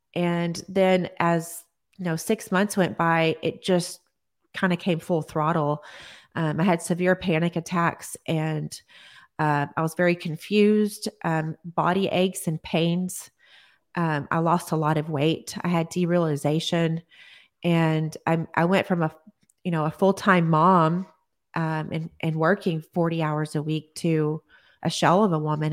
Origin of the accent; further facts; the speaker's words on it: Odessa, Texas, United States; now in Austin, United States; I am from Texas, Odessa, Texas, and I have lived here in Austin, Texas now